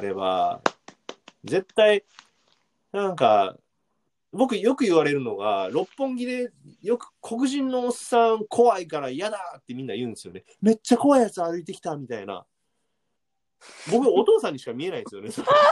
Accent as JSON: {"language": "Japanese", "town": "Amagasaki", "region": "Hyogo", "country": "Japan", "tie": "born or raised there", "said": "尼崎、兵庫県の尼崎出身なんですけど"}